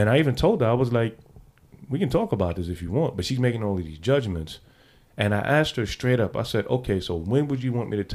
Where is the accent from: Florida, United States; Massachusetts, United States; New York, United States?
New York, United States; New York City; I'm from the Bronx. Come on, I'm from the Bronx